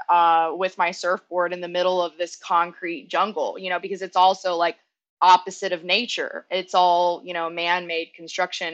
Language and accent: English; Northeast Texas, United States; I grew up in Northeast Texas. So mm-hmm. I grew up on the border of Louisiana